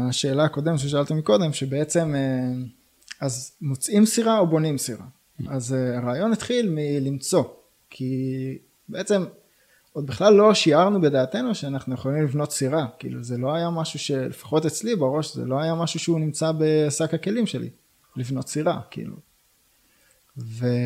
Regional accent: Michmanim, Northern District, Israel; אני נולדתי במכמנים וגר היום גם במכמנים.

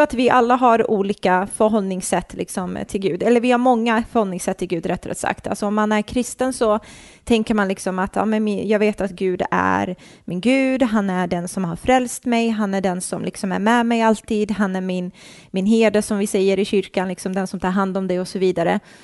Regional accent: Nacka, Stockholm County, Sweden; jag är uppvuxen i förorten uppe i Stockholm, mm. i en förort som heter Fisksätra

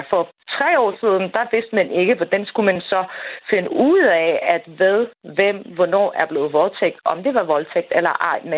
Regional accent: Afghanistan; Danish is a second language; now in Denmark; jeg er hverken født eller opvokset i Danmark, og jeg kommer faktisk fra Afghanistan.

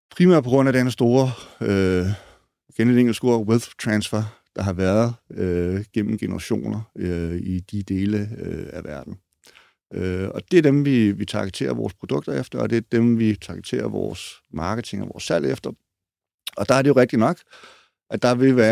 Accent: Denmark; os danskere

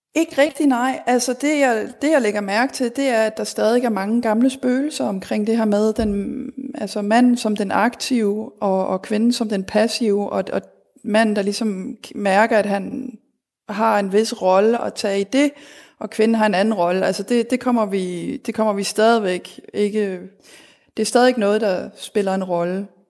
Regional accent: Denmark; moved away; also born or lived in Berlin, Germany; derhjemme i Danmark

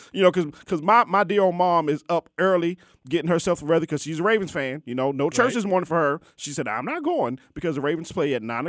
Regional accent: Baltimore, Maryland, United States; moved away; my hometown Baltimore Orioles

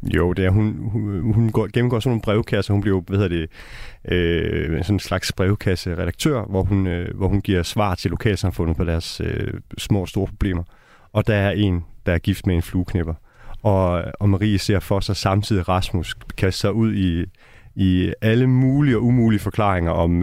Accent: North Jutland, North Denmark Region, Denmark; moved away; jeg er opvokset i Brost øh, i Nordjylland

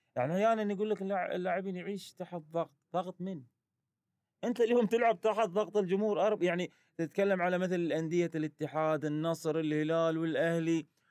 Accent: Qatar; كوني كقطري

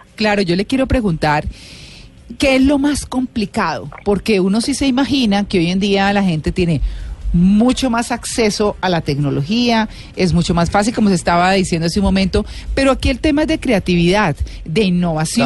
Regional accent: Bogotá, Colombia; los bogotanos nos sacamos pecho por lo de uno

